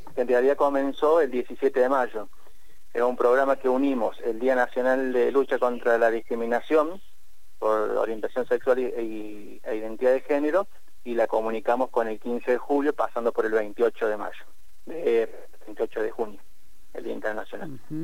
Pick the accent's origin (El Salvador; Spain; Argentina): Argentina; como sociedad argentina